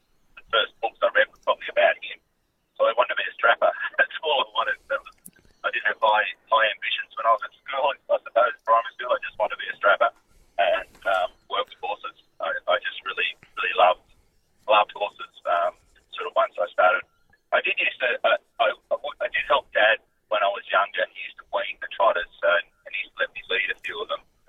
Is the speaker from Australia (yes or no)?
yes; Singleton, New South Wales, Australia; also born or lived in Lower Belford; now in Scone, Australia; I grew up around Singleton. Originally at a place called Lower Belford.